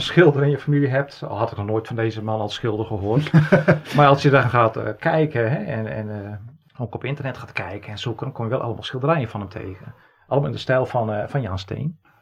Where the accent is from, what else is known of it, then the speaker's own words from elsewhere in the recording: Friesland, Netherlands; Geboortejaar 1971, geboren in Friesland.